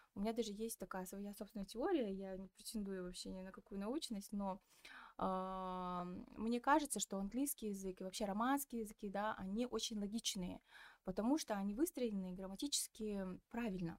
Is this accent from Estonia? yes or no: no; Petropavl, North Kazakhstan Region, Kazakhstan; Я разговариваю на русском, потому что я из Петропавловска